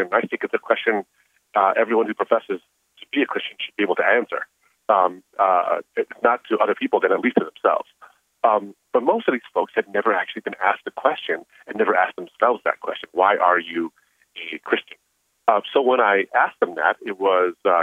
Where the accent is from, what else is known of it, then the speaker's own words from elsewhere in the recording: Michigan, United States; growing up in the area I grew up in Michigan